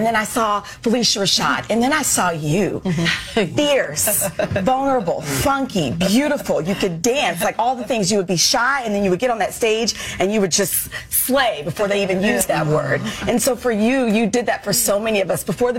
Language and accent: English; Wichita, Kansas, United States; I grew up in Wichita, Kansas